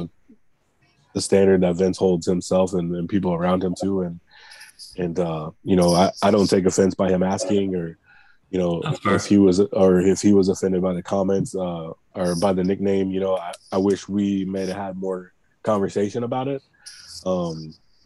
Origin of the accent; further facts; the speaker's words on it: East St. Louis, Illinois, United States; now in Arizona, United States; I grew up in East St. Louis